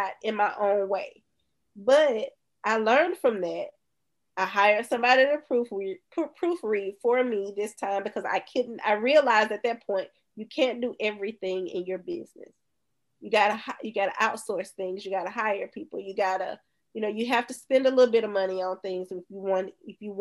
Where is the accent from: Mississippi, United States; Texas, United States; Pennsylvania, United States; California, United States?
Mississippi, United States; Bay Springs; from Bay Springs